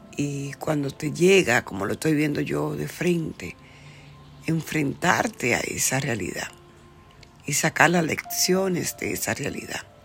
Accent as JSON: {"language": "Spanish", "country": "Dominican Republic", "moved": "as an adult", "lives_now": "United States", "said": "iba a cumplir mis 21 años cuando vine a los Estados Unidos, Dejé mi tierra de la República Dominicana."}